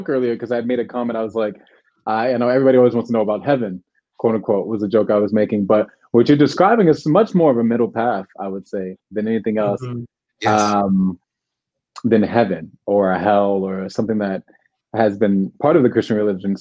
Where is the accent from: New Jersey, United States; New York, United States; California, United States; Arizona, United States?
New York, United States; New York City; I'm from New York City.